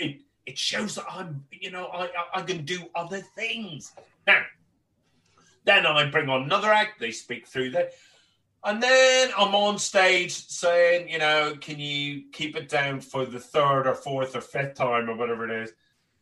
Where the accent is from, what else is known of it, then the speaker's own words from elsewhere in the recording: Northern Ireland, United Kingdom; I'm born and raised in Northern Ireland and my accent has changed over the years